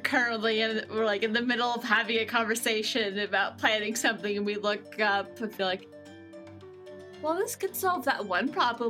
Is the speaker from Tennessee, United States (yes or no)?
yes; Oak Ridge, Tennessee, United States; It's my hometown. It's where they enrich the uranium for the atomic bombs.